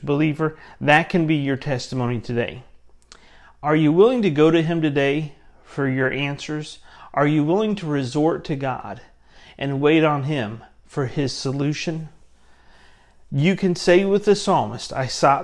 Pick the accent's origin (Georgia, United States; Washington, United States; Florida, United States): Florida, United States; Central; I grew up in Central Florida where we lived